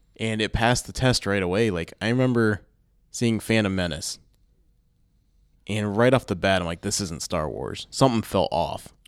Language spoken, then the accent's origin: English; Findlay, Ohio, United States; I grew up in Findlay, Ohio